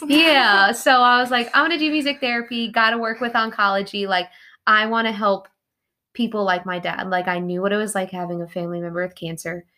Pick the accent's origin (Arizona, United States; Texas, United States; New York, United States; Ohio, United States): New York, United States; Long Island; moved away as an adult; now in Kentucky, United States; from New York, specifically Long Island. I grew up, yep, Long Island, born and raised, typical New Yorker